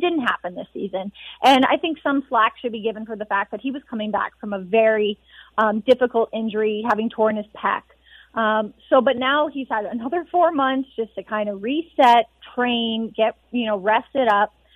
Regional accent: Edmonton, Alberta, Canada; moved away; being back in Edmonton. This is where I'm from. This is my hometown

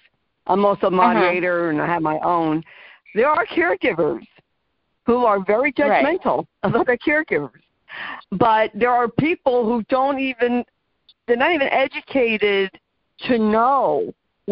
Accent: New Jersey, United States; I am from New Jersey

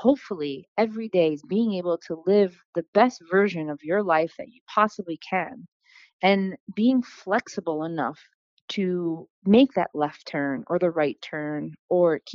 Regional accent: North Fork of Long Island, New York, United States; also born or lived in Astoria, Queens, New York; now in Brooklyn, United States; I was born in Astoria, Queens. I was also raised out in the North Fork of Long Island.

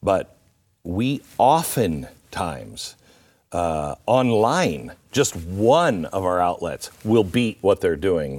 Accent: Pacific Northwest, United States; it's just I grew up in the Pacific Northwest

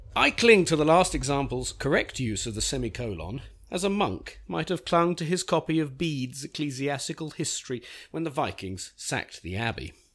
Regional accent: Beechwood Park Preparatory School, East of England, United Kingdom; moved away; I learnt English grammar in the nineteen seventies at Beechwood Park Preparatory School for Boys

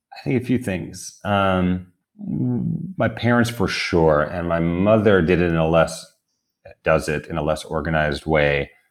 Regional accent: New York, United States; I grew up in New York

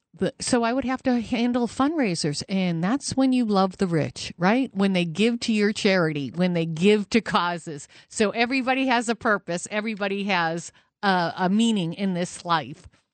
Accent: New Hampshire, United States; I'm from New Hampshire.

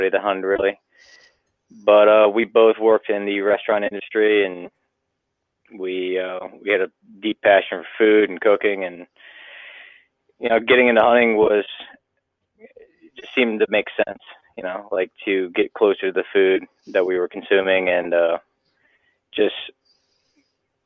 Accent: Harrisonburg, Virginia, United States; I grew up in Harrisonburg

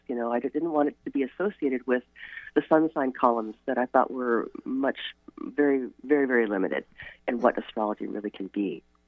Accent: Chicago, Illinois, United States; now in Port Townsend, United States; I grew up in Chicago where I could not see the stars because of a light pollution.

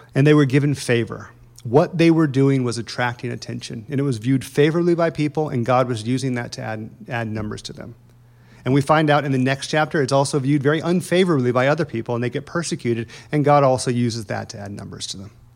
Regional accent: Indiana, United States; moved away; I'm from Indiana

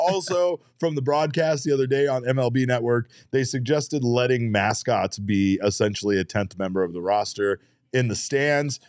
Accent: Arizona, United States; we live in Arizona

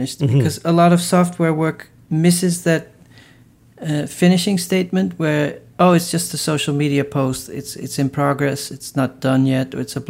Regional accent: Netherlands; I come from the Netherlands

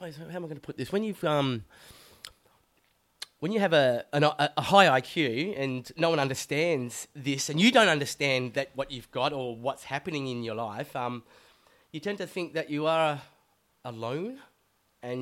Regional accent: Perth, Western Australia, Australia; moved away as an adult; now in Melbourne, Australia; when I was growing up in Perth

